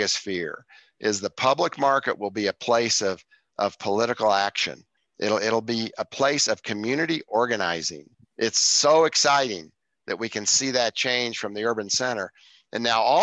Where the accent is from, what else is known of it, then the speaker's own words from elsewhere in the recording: Evergreen, Colorado, United States; when I grew up in Evergreen, Colorado, I was 13 years old when I started working at the grocery store